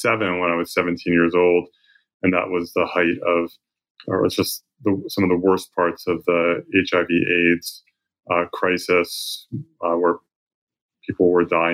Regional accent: outside of Philadelphia, suburban New Jersey, United States; moved away as an adult; also born or lived in North Carolina; now in San Francisco, United States; I grew up in New Jersey, suburban New Jersey, outside of Philadelphia

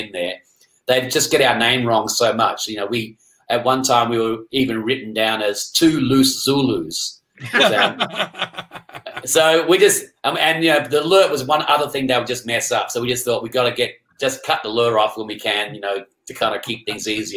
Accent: Perth, Western Australia, Australia; I grew up in Perth.

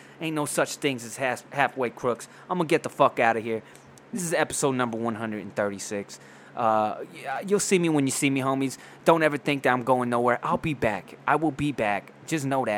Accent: Poway, California, United States; now in Rancho Bernardo, United States; I'm from Poway. They had our rival in high school was called Rancho Bernardo

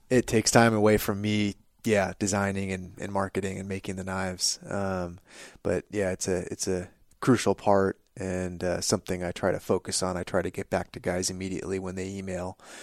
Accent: California, United States; growing up in California

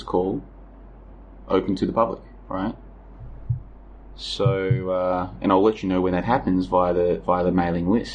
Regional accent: Melbourne, Victoria, Australia; the suburb I grew up in was the end of the line. It was the end of the metro network.

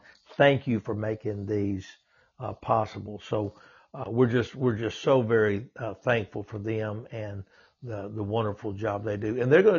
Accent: Louisiana, United States; moved away; I'm from Louisiana originally, and was always a huge Saints fan as a kid.

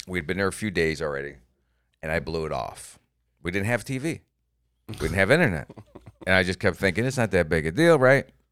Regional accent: Florida, United States; I'm from Florida

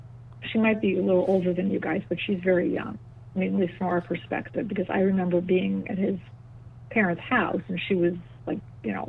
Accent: New York City, New York, United States; I grew up in Bell Harbor.

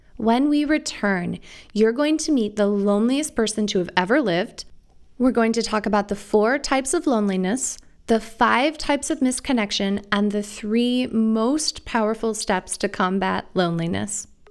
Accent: Iowa, United States; moved away as an adult; also born or lived in Arizona; the relaxed community centric world I grew up in and the big city paradigm that I went to medical school in was particularly apparent to me when I moved from the Midwest to Arizona for medical school. Picture Iowa in the 80s and 90s

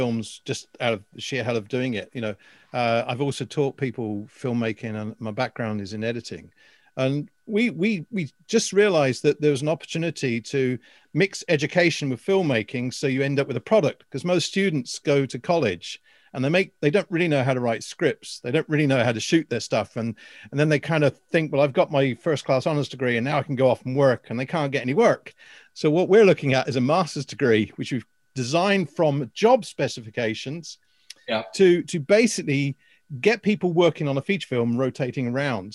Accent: England, United Kingdom; now in Ireland; I'm an Englishman in Ireland

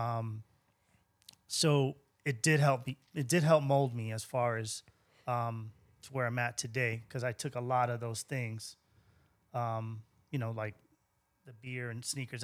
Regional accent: Central Islip, New York, United States; moved away as an adult; also born or lived in Brooklyn / Miami; now in San Antonio, United States; I grew up in Central Islip, uh, graduated high school, and I ma, I moved to Brooklyn

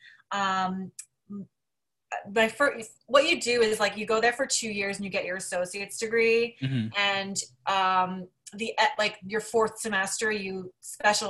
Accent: Union, New Jersey, United States; moved away as an adult; now in New York City, United States; I was born and raised in New Jersey

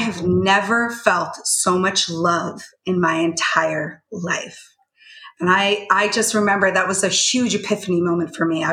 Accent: Canada; I grew up in Canada

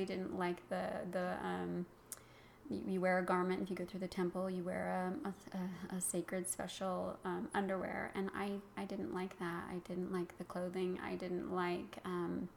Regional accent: Utah, United States; I grew up in Utah, in Utah County, south of Salt Lake City

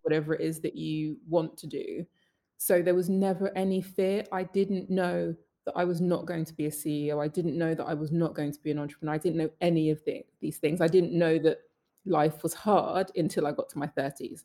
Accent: London, United Kingdom; I'm Northwest London, Willesden, proud. Love my hometown

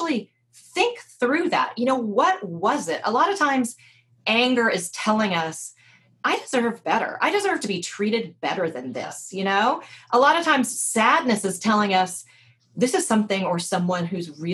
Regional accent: the South, United States; I grew up in the South

